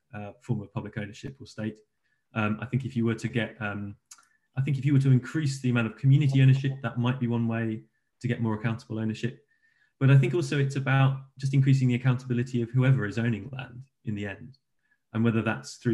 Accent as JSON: {"language": "English", "region": "England", "country": "United Kingdom", "said": "we in the UK and England"}